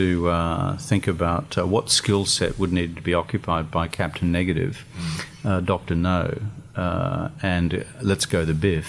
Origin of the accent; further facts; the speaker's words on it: Eumundi, Queensland, Australia; I grew up in the Yamundi CWA Hall right. In Queensland.